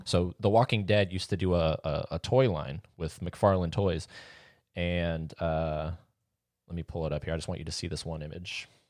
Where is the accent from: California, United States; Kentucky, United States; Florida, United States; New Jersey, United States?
Florida, United States; St. Augustine; I was born in Saint Augustine